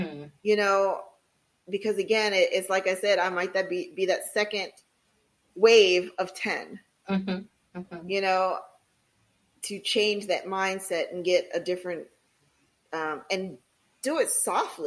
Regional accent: Philadelphia, Pennsylvania, United States; born and raised in Philadelphia

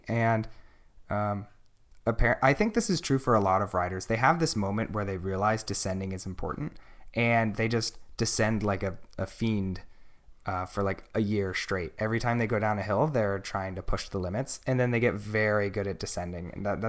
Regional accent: Pennsylvania, United States; So when I came to NorCal, I came from Pennsylvania, which is like a really big crit scene.

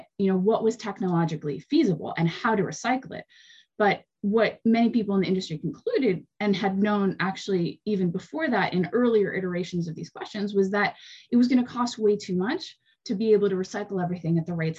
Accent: California, United States; I grew up in California

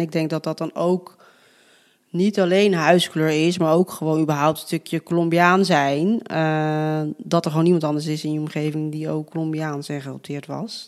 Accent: Netherlands; ik ben gewoon wel opgegroeid in een Nederlandse cultuur

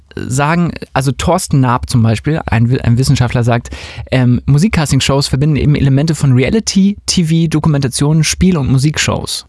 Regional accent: Hamburg, Germany; Wir kommen ja auch aus Hamburg

